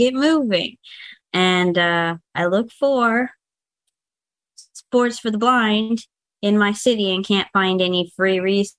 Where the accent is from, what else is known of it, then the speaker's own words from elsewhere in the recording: St. Louis, Missouri, United States; I am from Missouri, St. Louis, Missouri.